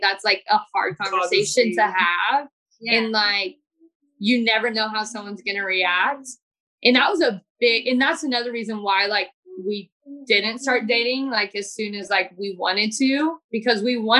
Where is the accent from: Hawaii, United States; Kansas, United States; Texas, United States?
Kansas, United States; like I am from Kansas, like Kansas and Missouri, like you think about it as more of like a conservative state.